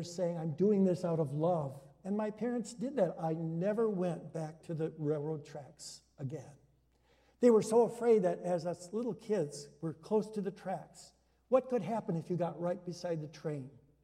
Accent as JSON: {"language": "English", "town": "Hudsonville", "region": "Michigan", "country": "United States", "tie": "born or raised there", "moved": "yes", "lives_now": "Orland Park, United States", "said": "I was growing up in Hudsonville, Michigan, my dad's first church was in Hudsonville. We went there when I was a year old."}